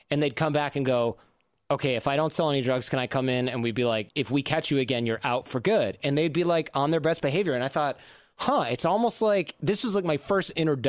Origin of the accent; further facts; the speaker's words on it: Detroit, Michigan, United States; moved away; also born or lived in New York; I'm from the suburbs of Detroit